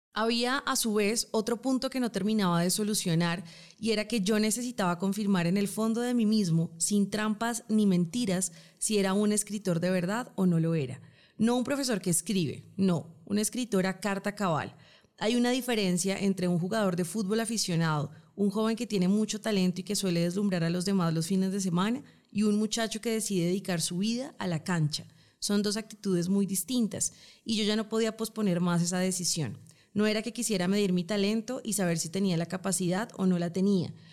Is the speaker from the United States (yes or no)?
no; Colombia; somos colombianas